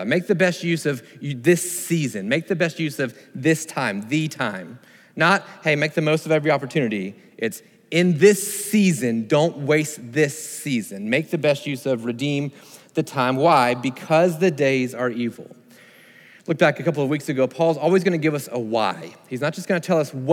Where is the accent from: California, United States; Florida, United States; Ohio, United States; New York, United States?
Florida, United States; Sarasota; I grew up in Sarasota, Florida, and we went to the beach often, grew up kind of on the beach